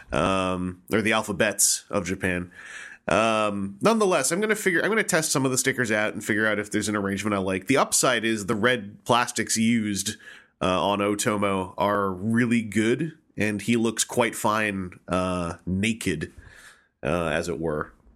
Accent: Victoria, British Columbia, Canada; my hometown of Victoria, B C

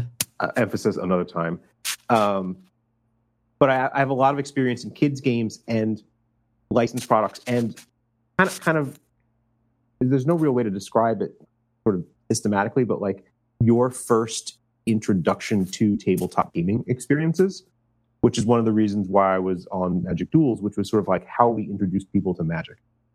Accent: New York City, New York, United States; moved away; I'm from Brooklyn

